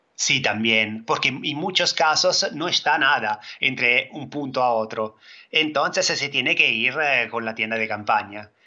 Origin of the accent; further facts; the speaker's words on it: Italy; Spanish is a second language; soy italiano